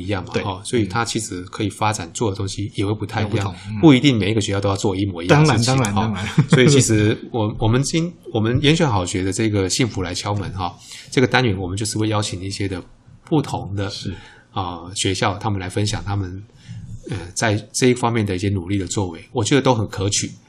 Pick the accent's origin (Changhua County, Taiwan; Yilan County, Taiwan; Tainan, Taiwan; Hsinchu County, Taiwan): Tainan, Taiwan; 像我们台南人就就喜欢吃嘛